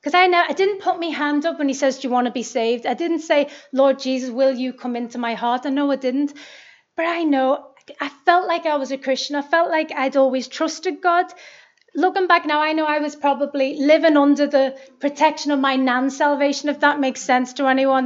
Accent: Liverpool, North West England, United Kingdom; I'm 39 and I'm from Liverpool.

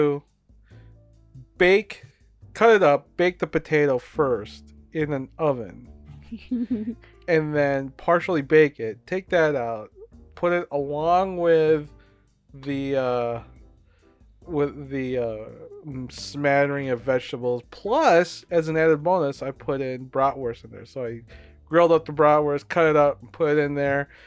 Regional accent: Philippines; I'm Filipino.

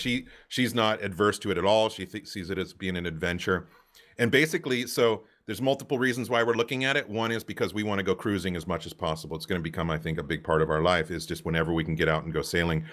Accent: Santa Cruz, California, United States; moved away; I grew up in Santa Cruz, California.

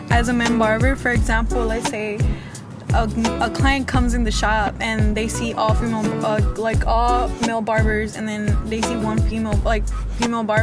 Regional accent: Oakland, California, United States; I am from Oakland. I was born and raised. I was actually born in Highland, so I'm from Oakland.

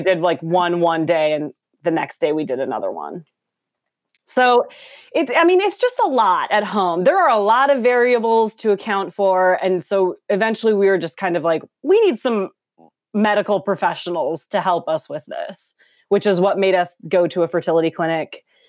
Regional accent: Minneapolis, Minnesota, United States; also born or lived in Los Angeles, California; now in Portland, United States; I'm from Minneapolis

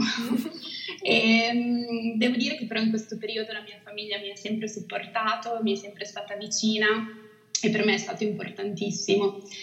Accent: Italy; moved away as an adult; Amo l'Italia, amo la dolce vita italiana ed è proprio per questo che sono tornata nel mio paese

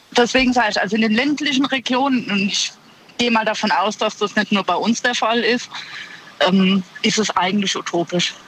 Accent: Ludwigshafen, Rhineland-Palatinate, Germany; now in Eisenberg, Germany; ich komme ursprünglich aus Ludwigshafen.

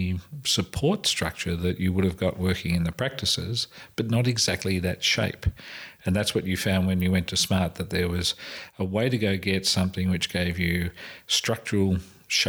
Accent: England, United Kingdom; accent: English; my English accent

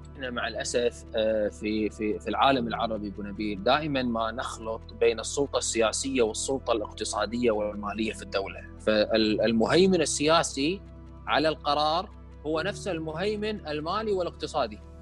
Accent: Kuwait; ما عندنا مبرمجين كويتيين

